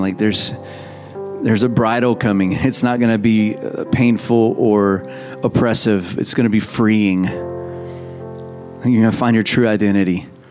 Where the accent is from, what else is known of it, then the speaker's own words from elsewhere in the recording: United States; we're American